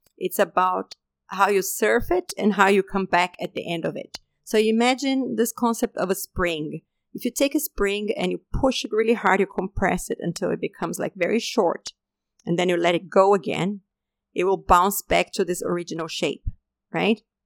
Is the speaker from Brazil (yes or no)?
yes; Brazil; moved away as an adult; also born or lived in Denmark; I had just left my home country, Brazil, and I had moved to Denmark to do my PhD studies.